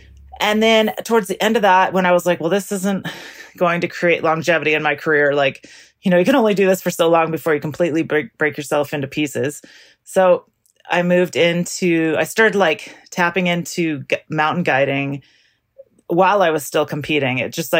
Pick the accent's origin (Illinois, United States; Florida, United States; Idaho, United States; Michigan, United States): Idaho, United States; So I grew up in North Idaho, like, way in the boonies, kind of not that far from Canada, actually, on a farm. I grew up on a farm.